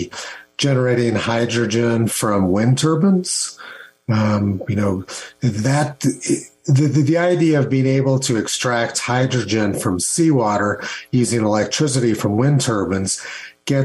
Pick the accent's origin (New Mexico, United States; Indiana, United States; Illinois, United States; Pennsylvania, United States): New Mexico, United States; Los Alamos; I grew up in Los Alamos